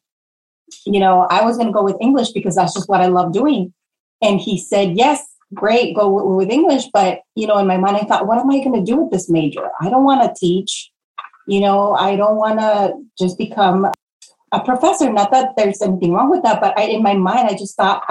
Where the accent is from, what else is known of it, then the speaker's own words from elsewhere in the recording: Los Angeles, California, United States; moved away as an adult; also born or lived in Portland, Oregon; growing up in Pacoima